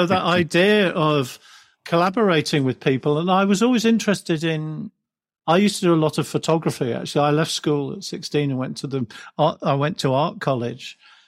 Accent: Wirral, North West England, United Kingdom; I grew up in a very sort of ordinary English childhood. I grew up on the Wirral near Liverpool.

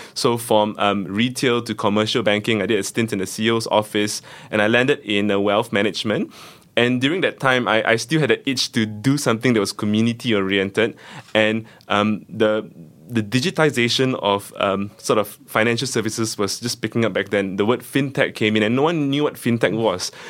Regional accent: Kuala Lumpur, Malaysia; I grew up in Malaysia, specifically in Kuala Lumpur

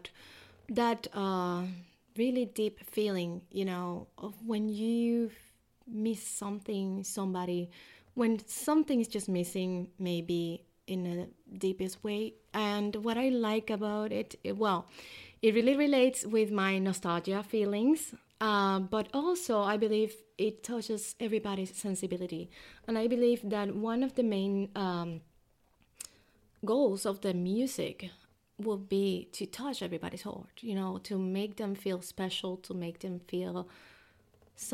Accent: Cuba; moved away as an adult; now in Miami, United States; I'm from Cuba, so I just came like 3 years ago here to Miami

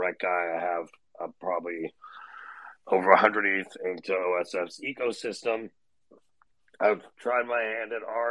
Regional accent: Toronto, Ontario, Canada; moved away; I grew up in Toronto, Canada, went to Duke undergrad

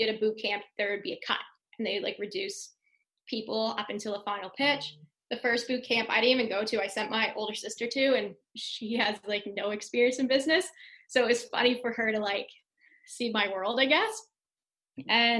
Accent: St. Stephen, New Brunswick, Canada; there's not any app developers, I think, in our hometown

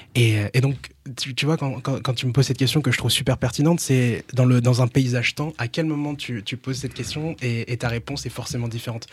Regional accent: Reims, Grand Est, France; j'ai grandi à Reims, j'ai grandi dans un quartier à Reims

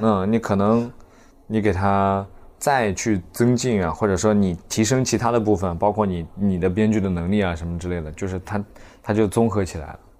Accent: Zhejiang, China; 并且在，在浙江，我是浙江人

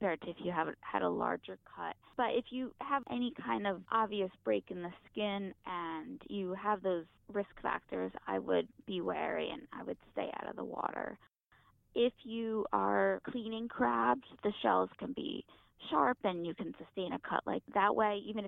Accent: New Jersey, United States; I grew up in New Jersey

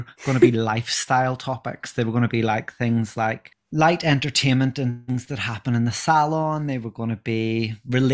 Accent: Northern Ireland, United Kingdom; accent: Northern Irish; I am married and live in Northern Ireland, as you can tell by my accent

